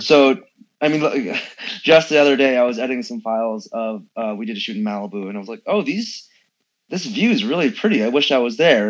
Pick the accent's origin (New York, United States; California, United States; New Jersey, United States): California, United States; San Francisco; I grew up in San Francisco.